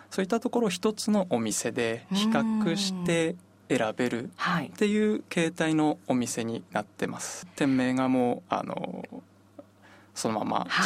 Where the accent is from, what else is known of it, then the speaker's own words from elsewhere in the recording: Hirosaki, Aomori, Japan; 私弘前で生まれて弘前で育っているんですけど